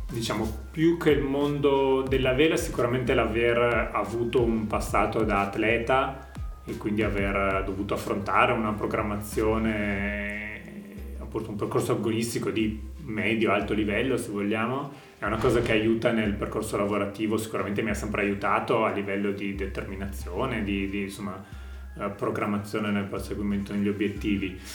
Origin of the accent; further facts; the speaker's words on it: Valpolicella, Veneto, Italy; also born or lived in Verona; io sono un ragazzo di 33 anni, sono nato e cresciuto a Verona, nato a Verona e cresciuto in Valpolicella